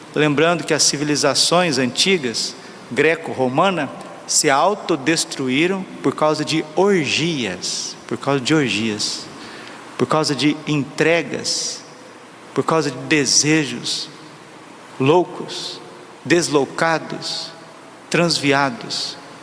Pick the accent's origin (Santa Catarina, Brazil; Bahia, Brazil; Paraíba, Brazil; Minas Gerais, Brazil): Minas Gerais, Brazil; moved away; eu sou mineiro, mas já estou aqui já faz muito tempo